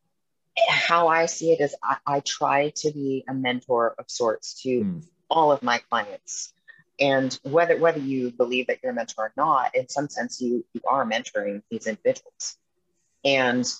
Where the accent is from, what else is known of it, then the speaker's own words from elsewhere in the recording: Edmonton, Alberta, Canada; moved away as an adult; now in Vancouver, United States; growing up in Edmonton